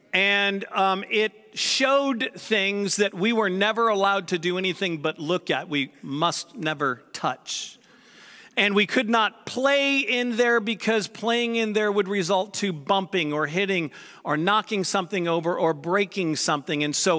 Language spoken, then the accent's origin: English; St. Louis, Missouri, United States; So the house I grew up in St. Louis, my parents have since moved from that house, and I never lived in the one that they're in now.